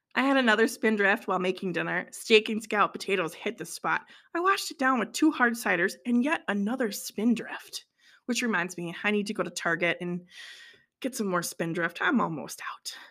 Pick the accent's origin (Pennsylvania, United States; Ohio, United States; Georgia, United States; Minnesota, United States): Minnesota, United States; I'm from Minnesota